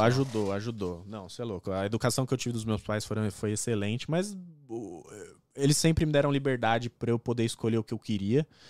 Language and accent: Portuguese; São Caetano do Sul, São Paulo, Brazil; moved away as an adult; also born or lived in Pirituba, São Paulo; now in Toronto, Canada; Eu fui morar em São Caetano com meus é. avós e tal, com a minha mãe. Aí cresci lá